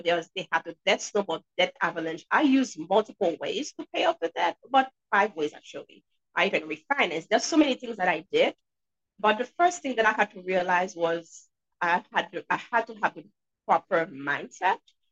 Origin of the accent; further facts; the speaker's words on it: Haiti; now in New Hampshire, United States; I'm sure you guys can hear an accent. And yes, I'm from Haiti, but I'm in New Hampshire.